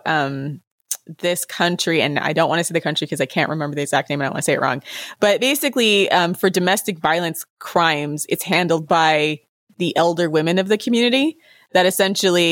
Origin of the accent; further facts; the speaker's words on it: United States; let me defend my country